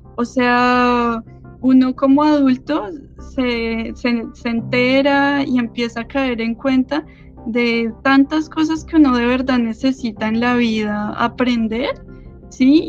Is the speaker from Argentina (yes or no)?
no; Colombia; now in France; somos todos colombianos